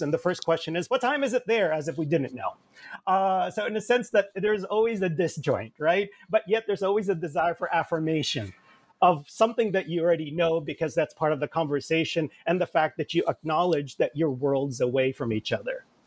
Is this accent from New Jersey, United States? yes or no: yes; Jersey City, New Jersey, United States; also born or lived in Manila, Philippines; I grew up in Jersey City. I came uh, with my family in bits and pieces in the 1970s to the United States from the Philippines. I was born in Manila